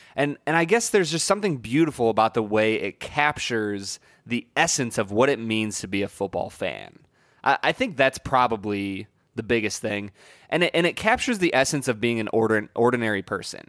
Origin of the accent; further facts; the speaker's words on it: Cleveland, Ohio, United States; I'm from Cleveland